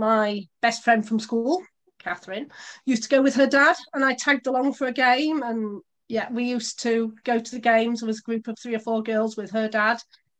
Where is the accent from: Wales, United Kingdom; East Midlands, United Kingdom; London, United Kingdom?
East Midlands, United Kingdom; Chesterfield; moved away as an adult; I never moved back to Chesterfield, and it was nice to have a link with my hometown. So I've always been a Spireite, even though I haven't lived there since the age of 18.